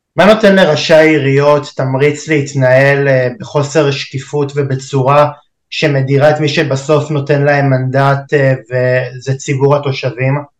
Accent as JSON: {"language": "Hebrew", "country": "Israel", "said": "אנחנו בכלל כישראלים"}